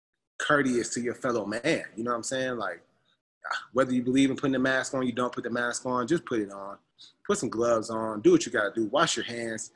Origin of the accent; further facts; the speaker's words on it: United States; moved away as an adult; being an American that's been over here